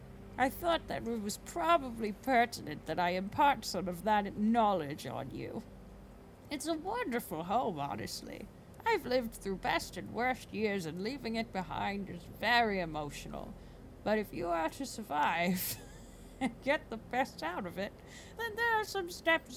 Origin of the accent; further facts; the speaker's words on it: the South, United States; I grew up in the South and I am, like, aggressively, like, hospitable.